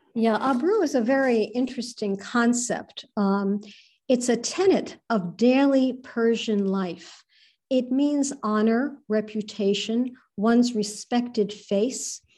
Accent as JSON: {"language": "English", "town": "New York City", "region": "New York", "country": "United States", "tie": "born or raised there", "said": "I was born in New York City unto Jewish Iranian parents"}